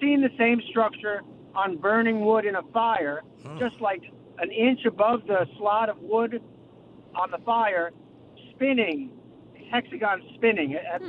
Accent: New York City, New York, United States; I'm actually driving, but I'm from Queens.

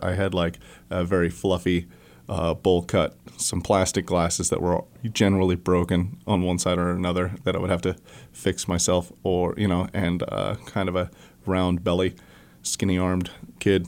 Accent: Joplin, Missouri, United States; moved away as an adult; also born or lived in Escondido, California / Springfield, Missouri / Colorado; now in Fayetteville, United States; we moved to Joplin, Missouri when I was super young, so I was raised in the Southwest Missouri

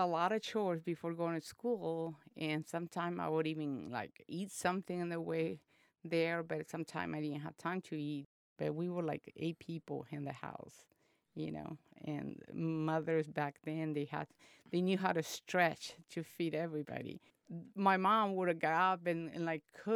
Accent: Chalatenango, El Salvador; now in California, United States; I was born in El Salvador, in a small country in Central America, in the city of Chalatenango, like in a small village called Guajila

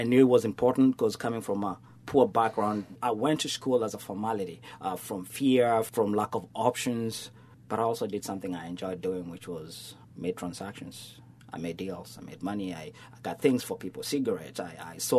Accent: Nairobi, Kenya; now in Southwest Florida, United States; born in Africa, Kenya. I'm a city boy, so I was raised in Nairobi

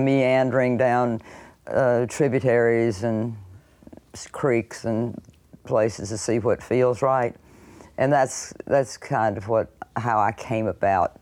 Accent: Lake City, United States; born or raised there; moved away as an adult

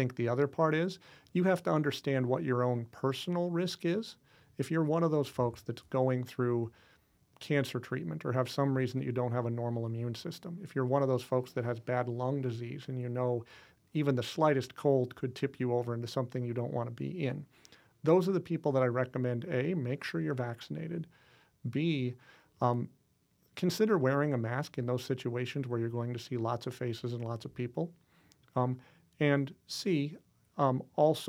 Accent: Midwest, United States; I grew up here in the Midwest

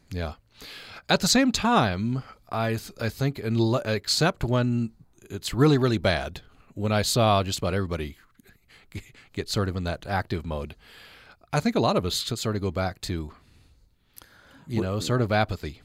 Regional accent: Uinta Basin, Utah, United States; I grew up in the Uinta Basin

